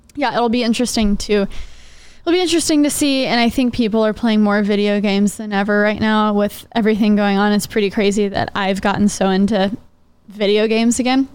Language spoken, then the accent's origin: English; Dallas, Texas, United States; I'm from Dallas